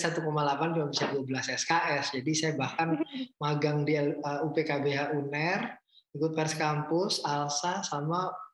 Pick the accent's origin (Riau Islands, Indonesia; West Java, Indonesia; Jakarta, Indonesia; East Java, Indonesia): East Java, Indonesia; Surabaya; itu modal saya orang Surabaya kan bonek ya kita